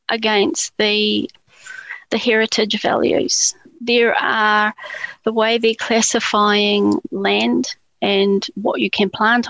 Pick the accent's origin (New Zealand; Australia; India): New Zealand; as a New Zealander